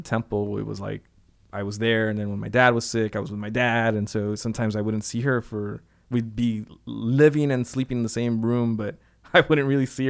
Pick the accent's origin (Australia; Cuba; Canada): Cuba; You know, I grew up in Cuba.